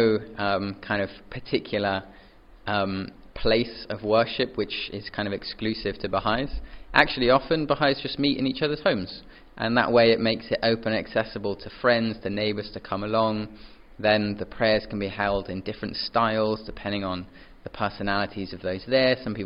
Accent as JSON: {"language": "English", "region": "England", "country": "United Kingdom", "tie": "born or raised there", "said": "born and raised in England"}